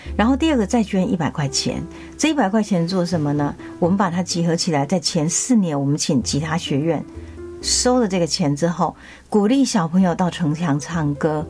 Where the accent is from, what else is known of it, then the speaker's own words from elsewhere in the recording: Taichung, Taiwan; moved away as an adult; also born or lived in Taipei; now in Tainan, Taiwan; 我在台中女中长大